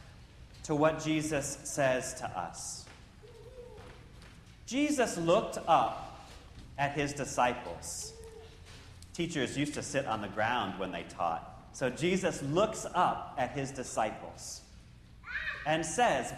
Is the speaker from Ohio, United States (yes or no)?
yes; Central Ohio, United States; a kid growing up in Central Ohio